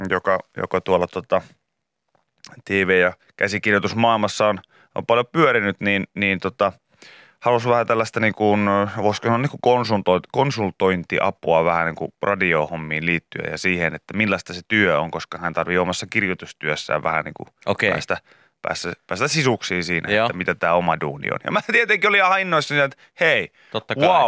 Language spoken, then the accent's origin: Finnish; Kemi, Lapland, Finland; Me, me, mekin ollaan Kemistä.